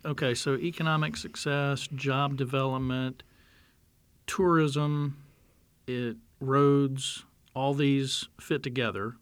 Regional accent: North Carolina, United States; I grew up in North Carolina.

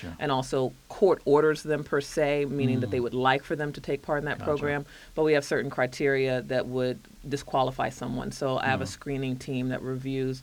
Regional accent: Alexandria, Virginia, United States; I grew up in Alexandria

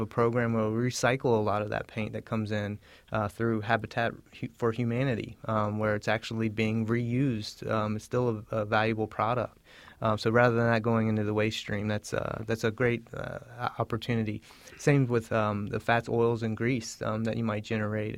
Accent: Southern Virginia, United States; I'm actually from Southern Virginia

